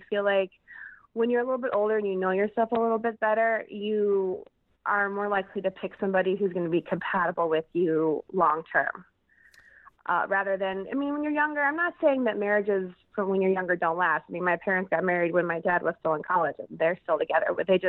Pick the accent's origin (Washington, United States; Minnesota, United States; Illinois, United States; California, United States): Illinois, United States; Chicago; I live in the Chicagoland area. I live in a suburb of Chicago.